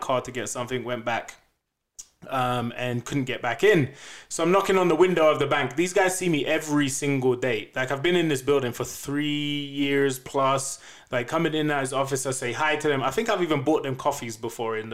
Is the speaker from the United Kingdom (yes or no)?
yes; England, United Kingdom; accent: English; now in Denver, United States; I'm black and I'm English, so I've got an accent